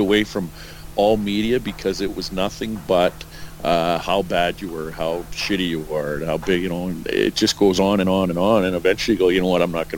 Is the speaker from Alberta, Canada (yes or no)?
yes; Edmonton, Alberta, Canada; growing up in Edmonton, and watching him. And I actually sat with my family had season tickets right beside his wife in Northlands Coliseum.